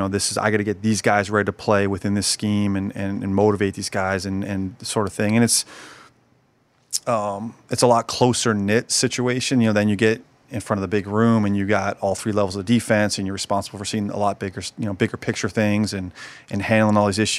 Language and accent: English; Detroit, Michigan, United States; I'm from Detroit and proud of it and flying colors and game days were really cool.